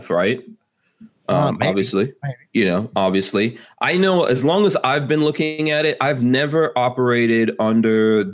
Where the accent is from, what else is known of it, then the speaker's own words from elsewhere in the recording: New York, United States; I'm a New Yorker myself